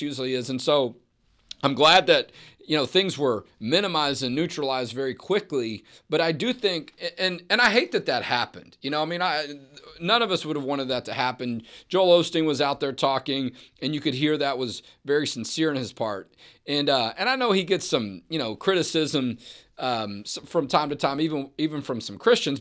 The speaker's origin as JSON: {"language": "English", "town": "Houston", "region": "Texas", "country": "United States", "tie": "born or raised there", "also_born_or_lived": "Dallas", "said": "I grew up in Houston"}